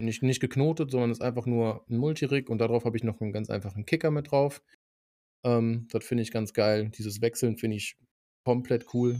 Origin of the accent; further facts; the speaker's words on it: North Rhine-Westphalia, Germany; bei uns in Nordrhein-Westfalen